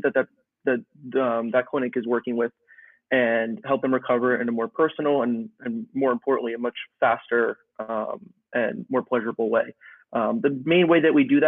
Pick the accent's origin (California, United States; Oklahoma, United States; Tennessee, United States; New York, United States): New York, United States; I'm from New York